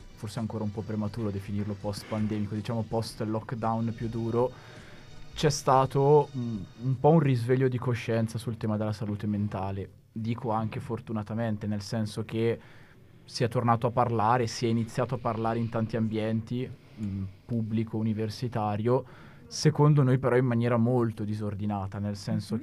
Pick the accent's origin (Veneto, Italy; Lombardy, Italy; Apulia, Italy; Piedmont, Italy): Lombardy, Italy; Bergamo; accent: bergamasco; col mio accento bergamasco